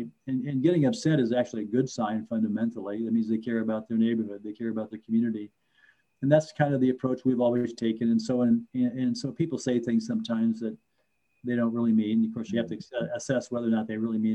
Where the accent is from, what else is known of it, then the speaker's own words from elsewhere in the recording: rural Iowa, United States; moved away as an adult; now in Twin Cities, United States; affordable homes in rural Iowa, which is where I grew up.